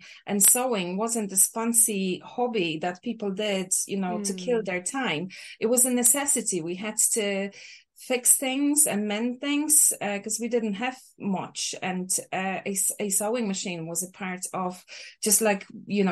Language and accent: English; Poland; English is a second language; moved away as an adult; also born or lived in Ireland; now in Cork, Ireland; I grew up in Poland. I moved to Ireland almost 20 years ago